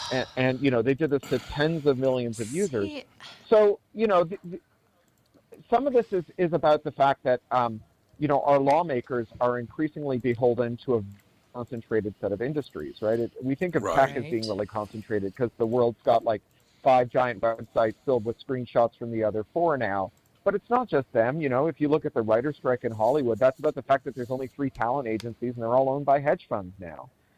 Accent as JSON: {"language": "English", "town": "Toronto", "region": "Ontario", "country": "Canada", "tie": "born or raised there", "also_born_or_lived": "London, United Kingdom", "said": "Oh, I grew up in Toronto, and then I lived in London for 13 years."}